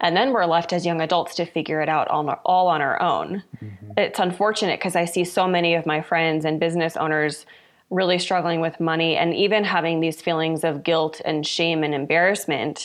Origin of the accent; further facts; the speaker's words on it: Louisville, Kentucky, United States; moved away as an adult; now in Colorado Springs, United States; I grew up in Louisville, Kentucky